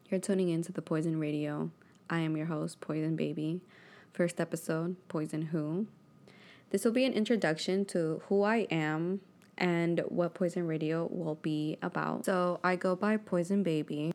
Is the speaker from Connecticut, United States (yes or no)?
no; Houston, Texas, United States; also born or lived in Miami, Florida / Hialeah, Florida; I was born in Miami, Florida, raised in Houston, Texas, and also raised in Hialeah